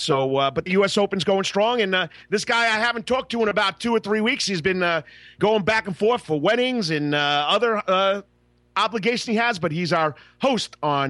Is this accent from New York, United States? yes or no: yes; Long Island, New York, United States; now in Savannah, United States; Freeport Raceway, where I grew up on Long Island